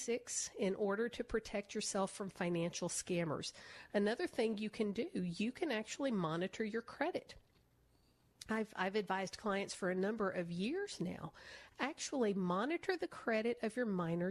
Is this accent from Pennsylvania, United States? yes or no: no; Nashville, Tennessee, United States; I grew up in Nashville. I'm a country music girl